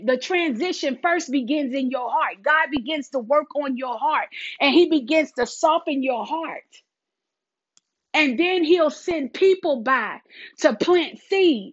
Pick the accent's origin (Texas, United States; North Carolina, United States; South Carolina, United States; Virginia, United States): South Carolina, United States; accent: country; I live in the South. I'm from South Carolina